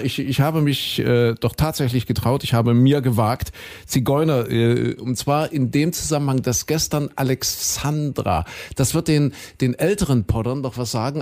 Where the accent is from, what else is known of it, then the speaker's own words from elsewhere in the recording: Saxony-Anhalt, Germany; Kuhköten, dort bin ich ja aufgewachsen in Sachsen-Anhalt